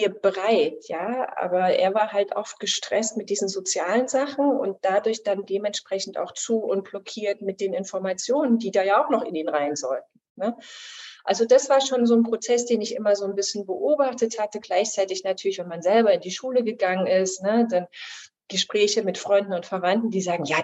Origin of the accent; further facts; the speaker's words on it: Chemnitz, Saxony, Germany; ich komme aus Chemnitz ursprünglich, meine Eltern leben da auch noch